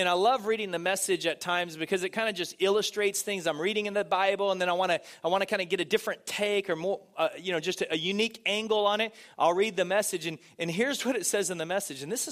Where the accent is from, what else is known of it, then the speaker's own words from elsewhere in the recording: Texas, United States; now in California, United States; I grew up in Texas, and in Texas we had a lot of farms and a lot of cows